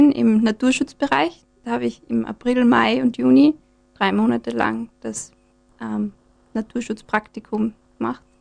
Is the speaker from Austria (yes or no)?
yes; Graz, Styria, Austria; Ich komme aus Graz